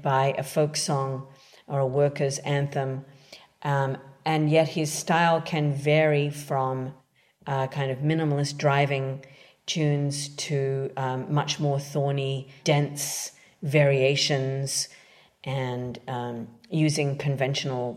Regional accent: Canberra, Australian Capital Territory, Australia; moved away as an adult; also born or lived in London; now in New York City, United States; I'm originally from Canberra, Australia.

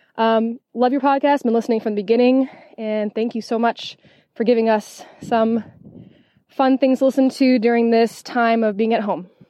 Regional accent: France; I'm from France

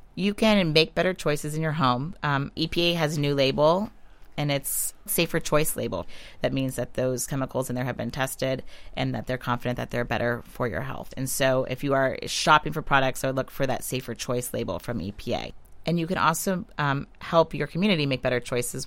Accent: Western Pennsylvania, United States; I grew up in Western Pennsylvania. I grew up on Lake Erie.

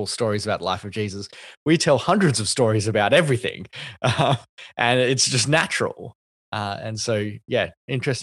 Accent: Australia; one of the whitest names that you can have as a Asian Australian.

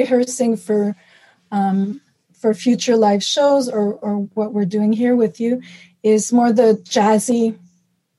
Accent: Montreal, Quebec, Canada; moved away as an adult; now in Toronto, Canada; I'm from Montreal, and I moved to Toronto permanently.

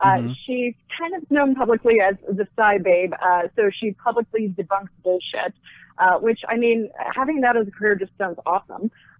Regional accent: Clifton, New Jersey, United States; I actually did grow up in the dirty Jersey.

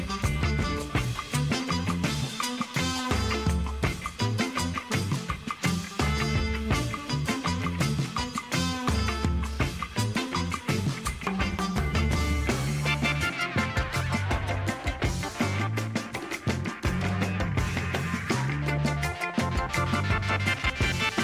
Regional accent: Canada; Well, I'm Canadian. You learn French.

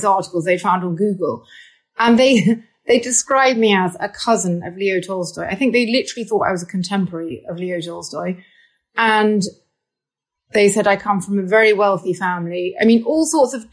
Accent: United Kingdom; also born or lived in Moscow; I am British.

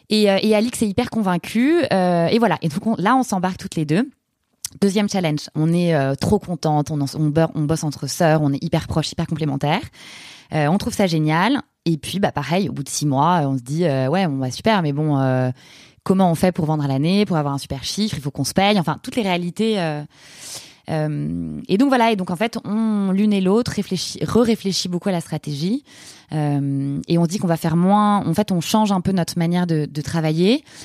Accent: Paris, Île-de-France, France; moved away as an adult; also born or lived in Buenos Aires, Argentina; je suis une Parisienne 100%. Euh, j'ai fait mes études entre saint de passy La Tour

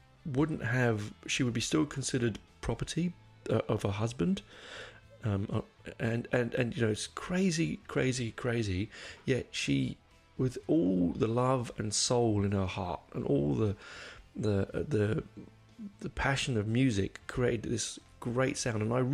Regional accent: England, United Kingdom; accent: English; my English accent

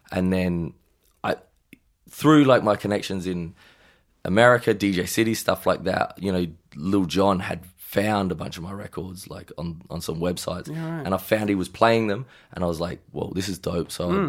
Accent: Adelaide, South Australia, Australia; also born or lived in Melbourne / Gold Coast; now in Los Angeles, United States; I'm from Adelaide and then I moved to Melbourne for a little bit.

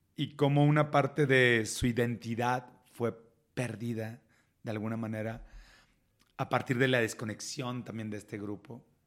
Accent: Reynosa, Tamaulipas, Mexico; moved away as an adult; also born or lived in Monterrey; now in Mexico City, Mexico; soy de Reynosa

